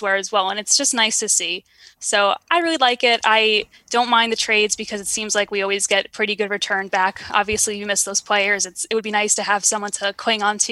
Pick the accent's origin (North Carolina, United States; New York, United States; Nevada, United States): New York, United States; I'm born and raised in New York